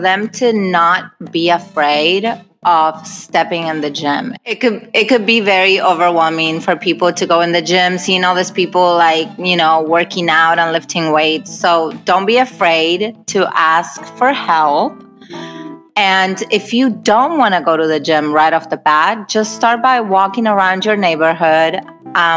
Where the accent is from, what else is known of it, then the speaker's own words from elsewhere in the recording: Argentina; also born or lived in Hawaii; now in Los Angeles, United States; I'm originally from Argentina, and I moved to Hawaii for 5 years, and then from Hawaii, I moved to California.